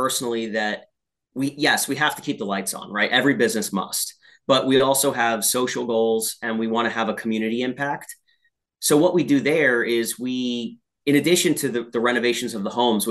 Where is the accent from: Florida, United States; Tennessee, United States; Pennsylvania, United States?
Pennsylvania, United States; Allentown; that's about the town I was born in.